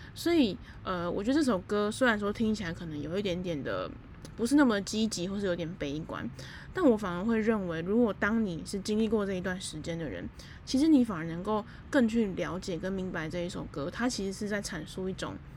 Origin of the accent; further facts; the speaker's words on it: Taipei, Taiwan; moved away as an adult; also born or lived in Kaohsiung; 因为我是台北人嘛